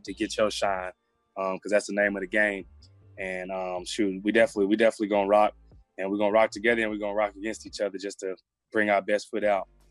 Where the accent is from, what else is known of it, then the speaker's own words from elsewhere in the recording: Memphis, Tennessee, United States; I grew up in with in Memphis